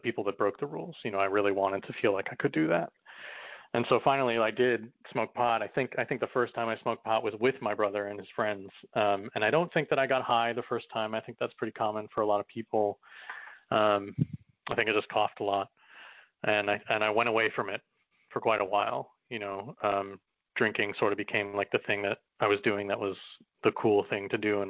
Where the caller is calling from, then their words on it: New York City, New York, United States; I'm calling from New York City.